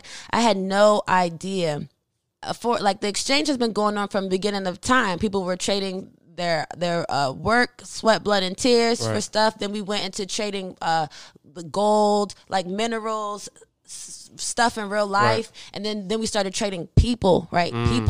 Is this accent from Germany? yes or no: yes; Germany; Like, so I grew up in Germany. I was born and raised in Germany. My dad's in the military.